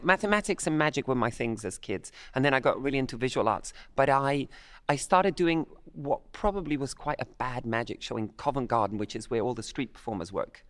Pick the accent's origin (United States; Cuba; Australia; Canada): Cuba; Havana; I'm of Irish-Italian descent, but I grew up in Havana, Cuba.